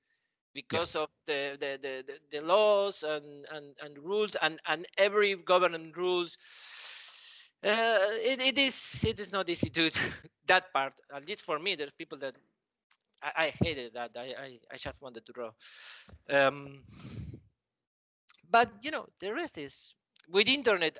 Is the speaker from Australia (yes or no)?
no; Argentina; English is a second language; I learned English. They teach it here in school